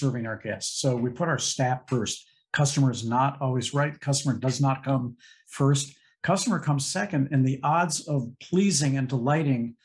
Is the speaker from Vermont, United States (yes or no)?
no; St. Louis, Missouri, United States; growing up in St. Louis